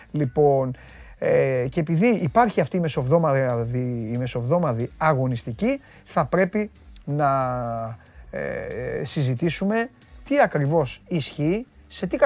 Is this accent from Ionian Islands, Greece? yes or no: yes; Corfu, Ionian Islands, Greece; Βέβαια. Από, από την πατρίδα μου.